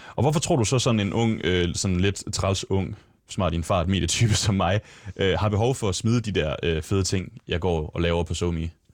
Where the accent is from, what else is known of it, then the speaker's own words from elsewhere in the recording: Lemvig, Central Denmark Region, Denmark; moved away; der ligger hjemme i Lemvi, hvor det er, jeg kommer fra